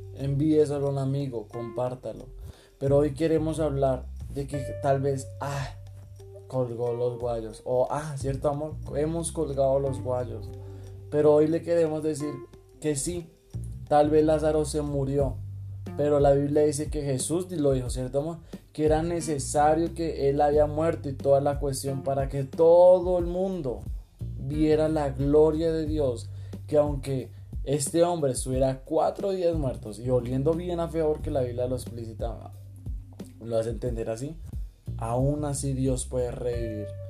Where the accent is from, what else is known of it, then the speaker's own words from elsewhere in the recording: Colombia; somos colombianos